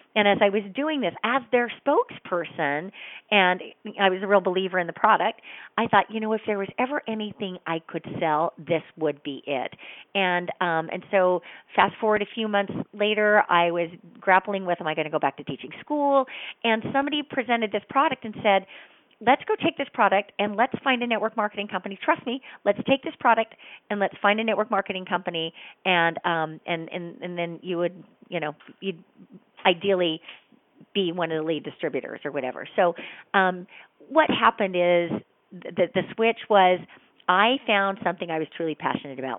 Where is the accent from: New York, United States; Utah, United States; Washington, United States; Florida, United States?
Utah, United States; I grew up in Utah